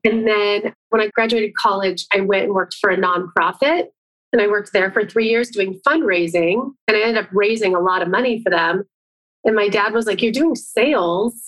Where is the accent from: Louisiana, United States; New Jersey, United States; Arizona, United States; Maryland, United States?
Arizona, United States; Phoenix; moved away as an adult; now in San Diego, United States; I'm originally from Phoenix, Arizona. I'm here now at my parents' house and grew up here